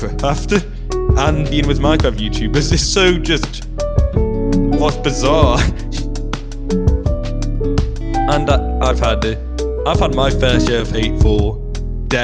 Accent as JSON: {"language": "English", "country": "United Kingdom", "said": "we're British."}